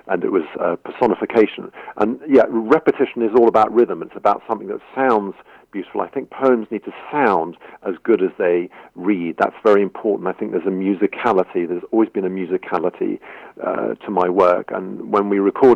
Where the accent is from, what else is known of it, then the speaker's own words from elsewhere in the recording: London, United Kingdom; moved away; also born or lived in Bristol; I grew up in London